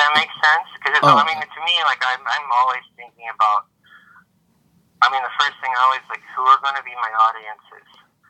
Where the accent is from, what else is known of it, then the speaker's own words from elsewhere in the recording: Midwest, United States; It's a funny place growing up in the Midwest.